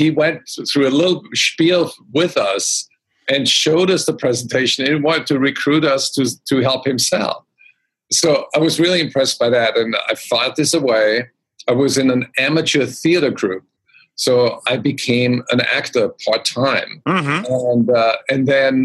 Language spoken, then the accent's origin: English; Austria; I grew up in Austria